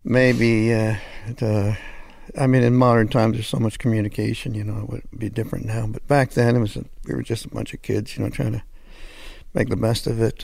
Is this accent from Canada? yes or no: yes; Hamilton, Ontario, Canada; moved away as an adult; also born or lived in Los Angeles; I'm French-Canadian, but I grew up in Hamilton, which is near Toronto